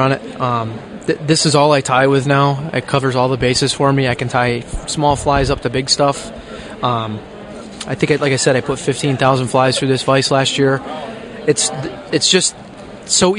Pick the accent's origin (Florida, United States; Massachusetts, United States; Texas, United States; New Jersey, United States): Massachusetts, United States; now in Connecticut, United States; I'm originally from Massachusetts, but I live in Connecticut now